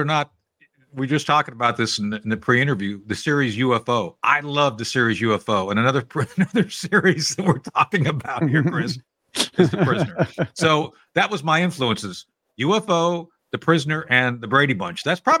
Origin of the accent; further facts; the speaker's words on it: Philippines; It's like when I was growing up, I was growing up in the Philippines. My dad was in the Air Force.